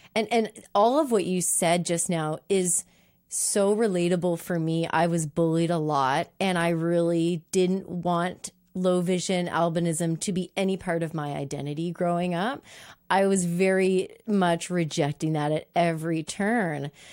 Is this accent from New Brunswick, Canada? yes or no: yes; Moncton, New Brunswick, Canada; now living in my hometown of Moncton